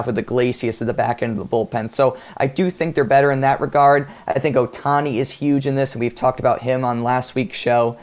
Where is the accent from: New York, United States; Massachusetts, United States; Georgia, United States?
Massachusetts, United States; Boston; my hometown team. Boston Red Sox